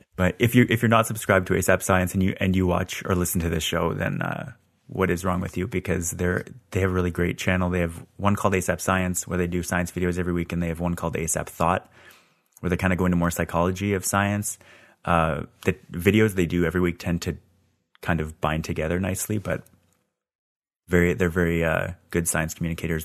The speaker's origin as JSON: {"language": "English", "town": "Scarborough", "region": "Ontario", "country": "Canada", "tie": "born or raised there", "said": "I was born in Scarborough"}